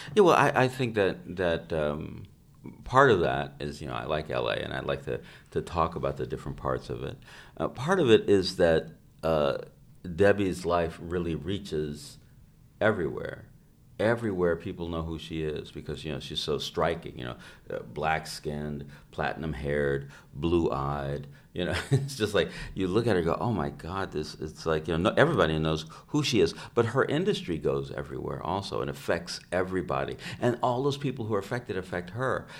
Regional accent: United States; I'm an American

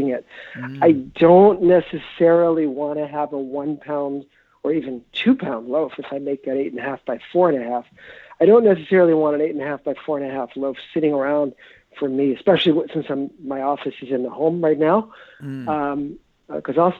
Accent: New York City, New York, United States; moved away as an adult; now in Minneapolis, United States; I grew up in New York in the 1960s and 70s, New York City

